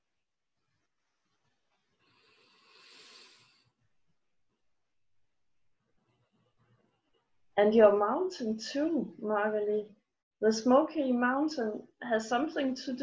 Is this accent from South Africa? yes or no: no; Denmark; I'm from Denmark